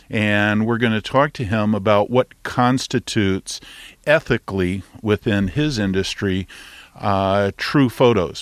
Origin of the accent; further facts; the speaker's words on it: Texas, United States; I'm a Texan